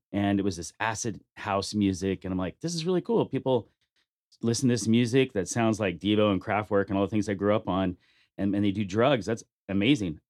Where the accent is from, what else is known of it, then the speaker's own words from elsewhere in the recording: Bakersfield, California, United States; now in Las Vegas, United States; I grew up in Bakersfield